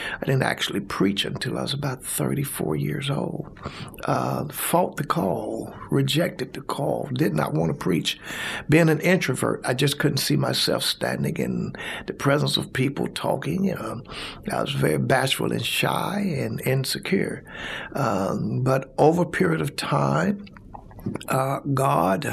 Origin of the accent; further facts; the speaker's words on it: Brighton, Alabama, United States; also born or lived in Bessemer, Alabama / Birmingham, Alabama; I was born in Bessemer, Alabama, raised in Brighton